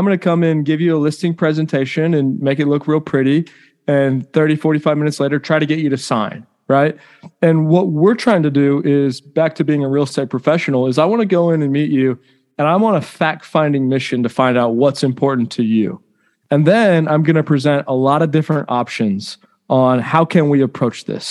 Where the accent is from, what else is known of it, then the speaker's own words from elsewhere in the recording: Round Rock, Texas, United States; also born or lived in Cleveland, Ohio; I was born in Cleveland, Ohio. I moved to Round Rock when I was 2 or 3 years old